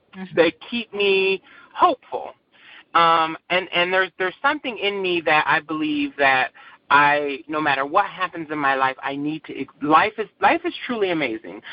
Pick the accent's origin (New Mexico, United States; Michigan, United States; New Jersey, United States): Michigan, United States; Saginaw; also born or lived in Battle Creek, Michigan; I grew up in a small township in Saginaw called Buena Vista